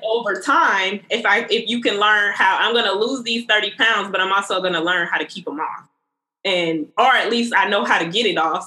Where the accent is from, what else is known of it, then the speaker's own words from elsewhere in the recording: the South, United States; growing up in the South